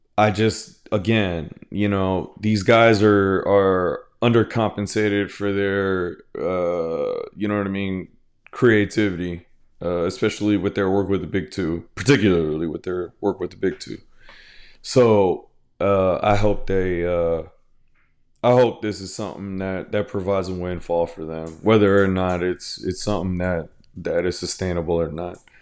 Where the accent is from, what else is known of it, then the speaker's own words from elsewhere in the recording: Houston, Texas, United States; I'm from Houston, Texas